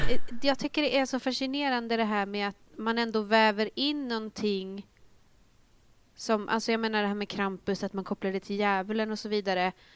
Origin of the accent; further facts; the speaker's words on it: Northern Uppland, Uppsala County, Sweden; jag kommer ju från eh, Norduppland